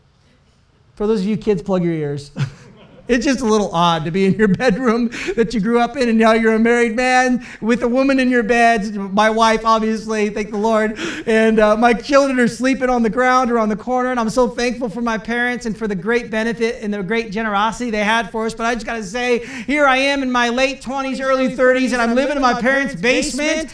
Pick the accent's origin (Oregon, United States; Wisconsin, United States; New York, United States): Oregon, United States; Portland; moved away as an adult; now in Calgary, Canada; I am from Portland, Oregon, and we wanted to move to Canada